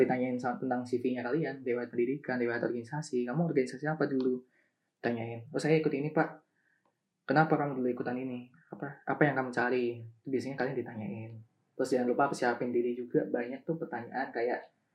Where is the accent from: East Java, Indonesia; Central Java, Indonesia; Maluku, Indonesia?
Central Java, Indonesia; Semarang; asal aku kan dari Semarang juga jadi aku milih buat di kantor Semarang